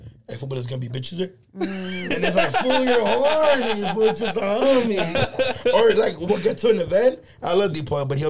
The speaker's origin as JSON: {"language": "English", "town": "Los Angeles", "region": "California", "country": "United States", "said": "I'm like, downtown LA, Echo Park."}